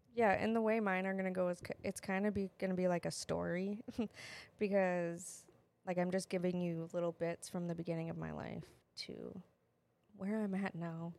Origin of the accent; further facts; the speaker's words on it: Wisconsin, United States; accent: Wisconsin; also born or lived in Wyoming; we're from Wisconsin